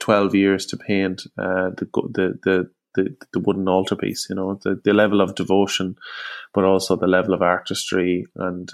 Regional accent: Longford, Leinster, Ireland; I'm from Longford on the Royal Canal

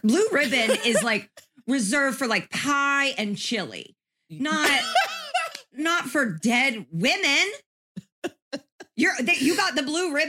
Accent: Indiana, United States; I'm from Indiana.

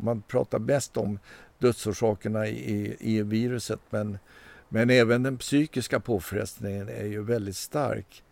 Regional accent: Stockholm, Stockholm County, Sweden; jag är uppvuxen i Stockholm, jag är så kallad urstockholmare

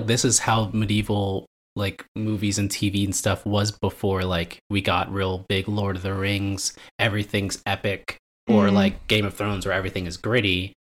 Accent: United States; as an American

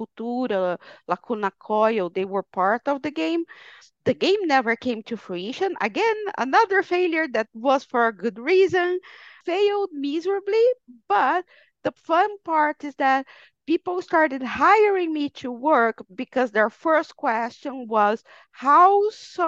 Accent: Brazil; moved away; I am Brazilian. I was born in Brazil, but I haven't lived in Brazil for over 20 years now.

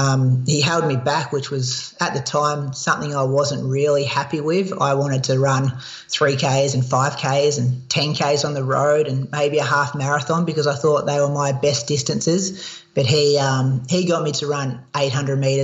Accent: Australia; accent: Australian; my Australian accent

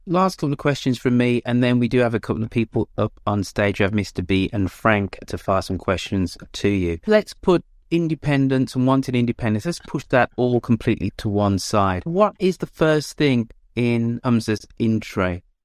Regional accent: England, United Kingdom; As somebody who is very English, of Jamaican parentage

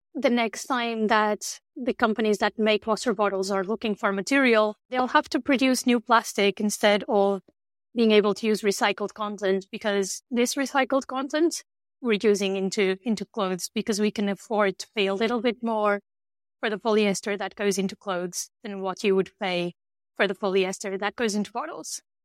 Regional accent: north of Porto, Norte, Portugal; moved away; I grew up in the north of Portugal

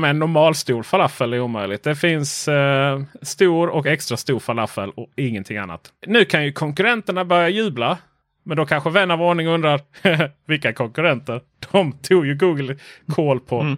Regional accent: Sweden

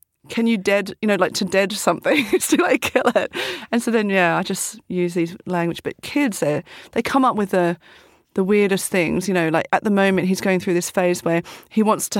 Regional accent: Australia; moved away; I'm from Australia

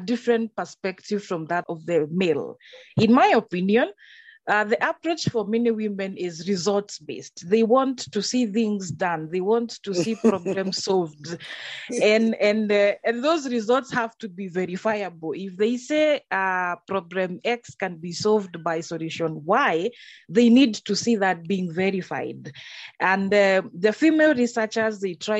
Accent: Kenya; moved away; I am a Kenyan.

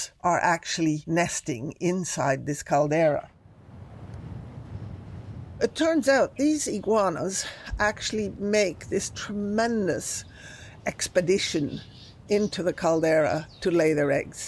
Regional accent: Galápagos, Ecuador; I grew up in the Galapagos Islands. I arrived in Galapagos on the day of my second birthday.

